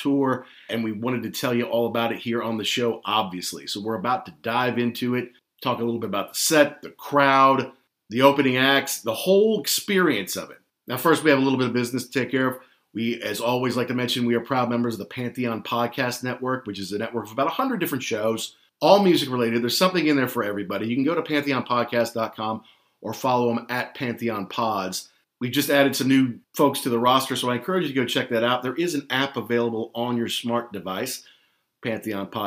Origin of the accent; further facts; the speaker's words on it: Louisville, Kentucky, United States; also born or lived in London / Amsterdam; my hometown of Louisville, Kentucky